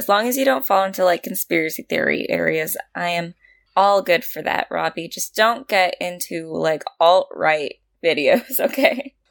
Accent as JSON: {"language": "English", "country": "United States", "said": "As an American"}